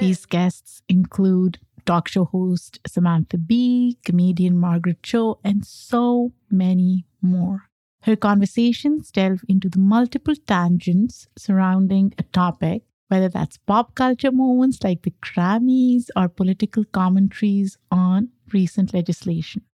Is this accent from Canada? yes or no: no; Pakistan; now in United States; I grew up in Pakistan, came to the U S as an immigrant